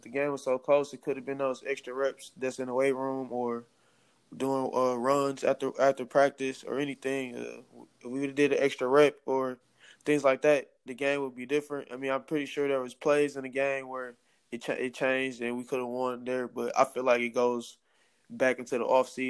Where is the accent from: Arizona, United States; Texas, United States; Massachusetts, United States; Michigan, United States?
Michigan, United States; Detroit; born or raised there